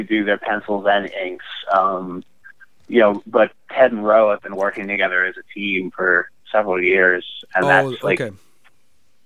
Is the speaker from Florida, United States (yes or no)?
no; Chicago, Illinois, United States; now in Portland, United States; I grew up in Chicago